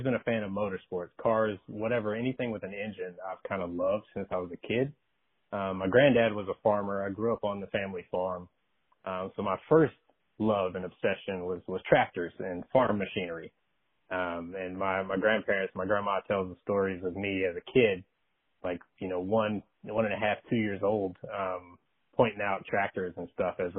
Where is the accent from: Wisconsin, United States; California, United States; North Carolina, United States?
North Carolina, United States; Oxford; moved away as an adult; now in Texas, United States; my hometown of Oxford